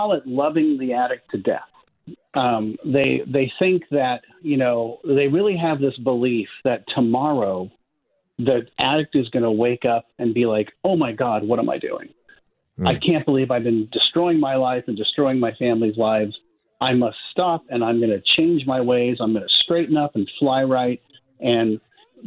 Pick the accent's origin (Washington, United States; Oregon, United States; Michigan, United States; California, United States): California, United States; Palo Alto; I grew up in Palo Alto, California